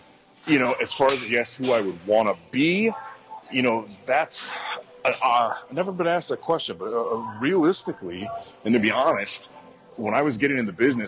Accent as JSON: {"language": "English", "region": "Midwest", "country": "United States", "tie": "born or raised there", "said": "You know, I appreciate kind of growing up in the Midwest here."}